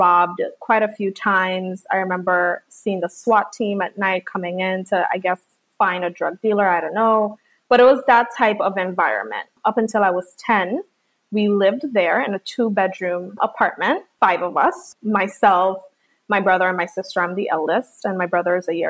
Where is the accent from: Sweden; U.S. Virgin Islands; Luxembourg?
U.S. Virgin Islands; I was born and raised in St. Thomas, but my parents, my entire family, is from the island of Dominica.